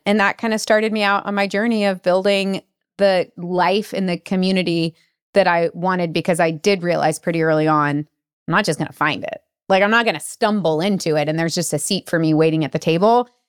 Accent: United States; as an American

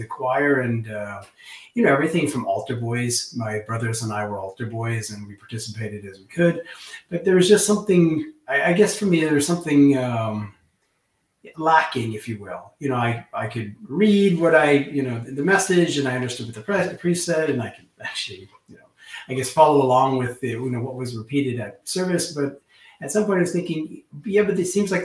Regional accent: Tucson, Arizona, United States; moved away as an adult; also born or lived in Bay Area, California; now in Oslo, Norway; I was born in the United States. I was born in Tucson, Arizona. But I've been in Oslo since

